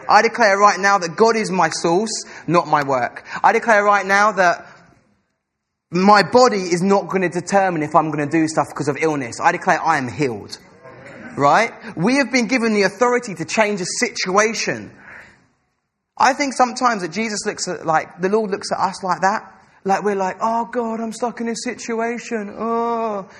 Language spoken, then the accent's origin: English; England, United Kingdom; Us as English people like to be reserved. I know I come from a really, really traditional English family where everyone sits at dinner table.